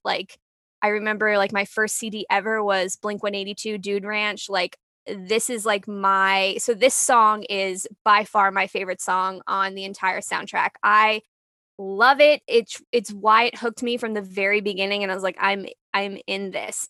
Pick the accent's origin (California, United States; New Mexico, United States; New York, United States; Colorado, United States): New York, United States; New York City; I grew up in New York, New York City, like, the punk scene